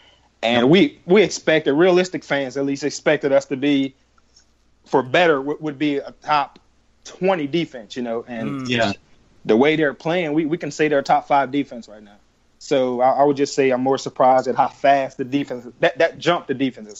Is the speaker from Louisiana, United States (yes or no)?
yes; South Louisiana, United States; growing up in South Louisiana